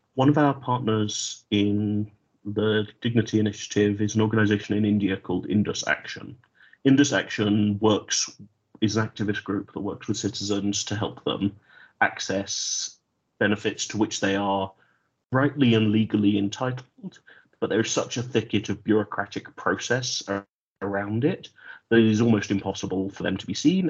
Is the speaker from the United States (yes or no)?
no; United Kingdom; My home country is the United Kingdom